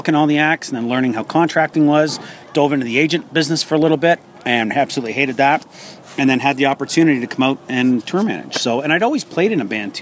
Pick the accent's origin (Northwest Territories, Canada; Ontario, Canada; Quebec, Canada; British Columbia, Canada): Ontario, Canada; Hamilton; now in East Coast, Canada; I was born and raised in Hamilton